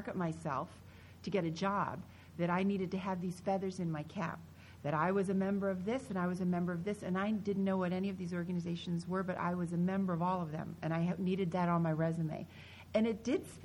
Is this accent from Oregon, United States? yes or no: no; Pennsylvania, United States; I grew up in Pennsylvania